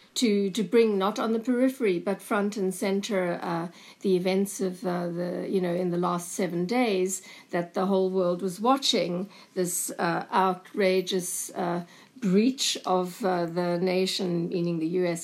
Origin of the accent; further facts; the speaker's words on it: South Africa; moved away as an adult; also born or lived in Cape Town / Berlin; growing up in apartheid South Africa